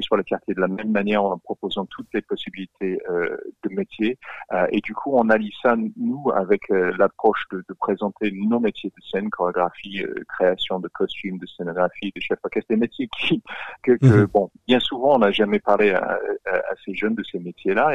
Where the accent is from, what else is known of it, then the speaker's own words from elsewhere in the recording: Australia; accent: Australian; French is a second language; now in France; je, suis australien, vous l'entendez de mon accent.